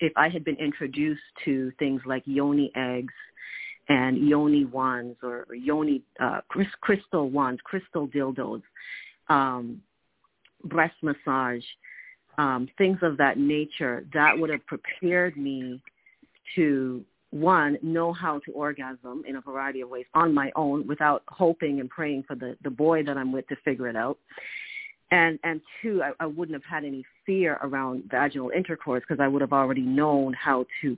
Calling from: Toronto, Ontario, Canada; I'm calling from Toronto, Canada

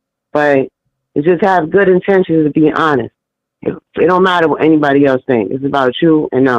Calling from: New York City, New York, United States; I'm calling from New York City, Harlem.

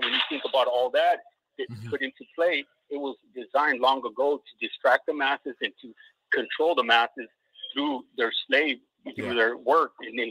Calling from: Northern Idaho, United States; I'm calling in from Northern Idaho.

